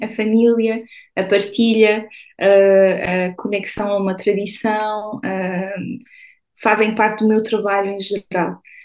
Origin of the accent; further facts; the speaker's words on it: São Martinho de Anta, Norte, Portugal; moved away as an adult; also born or lived in Vila Real / Porto / Lisbon; now in Paris, France; eu vivi em Portugal a minha vida toda, eu estudei em Portugal, eu, eu, eu venho de São Martinho de Anta, uh, e, uh, mas fui sempre vivendo em cidades um bocadinho maiores